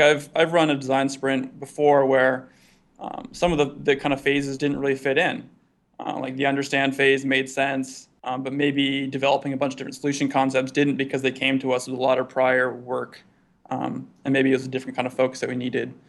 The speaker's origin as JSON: {"language": "English", "region": "East Coast", "country": "United States", "tie": "born or raised there", "moved": "as an adult", "lives_now": "Bay Area, United States", "said": "Growing up on the East Coast"}